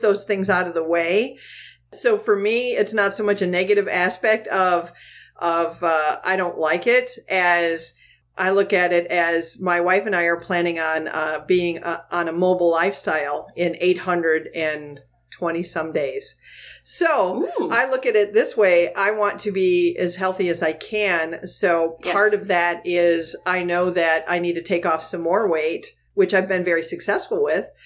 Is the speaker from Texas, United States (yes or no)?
no; the Thumb of Michigan, United States; also born or lived in Virginia; now in Florida, United States; I, grew up in the Thumb of Michigan